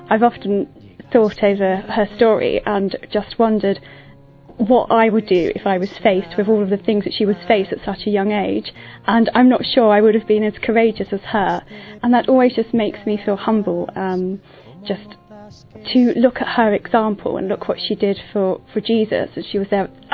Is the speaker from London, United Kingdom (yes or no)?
yes; London, United Kingdom; I'm 30 and I'm from London.